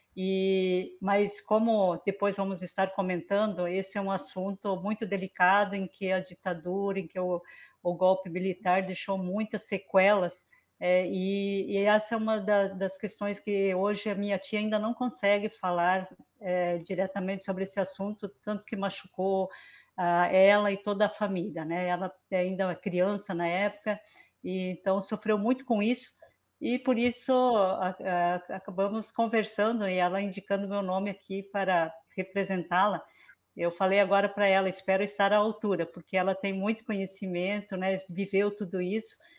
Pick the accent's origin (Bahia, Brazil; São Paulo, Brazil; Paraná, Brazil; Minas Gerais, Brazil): Paraná, Brazil; Francisco Beltrão; also born or lived in Mariano Moro, Rio Grande do Sul; eu nasci em Mariano Moro, né? Sou ali do Rio Grande do Sul, é, mas vim para o Paraná com três anos de idade e é aqui no município de Francisco Beltrão, no sudoeste do Paraná